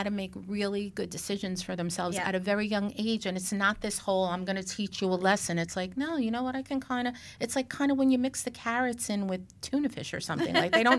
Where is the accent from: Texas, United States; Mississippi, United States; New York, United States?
New York, United States; New York City; moved away; I grew up in Brooklyn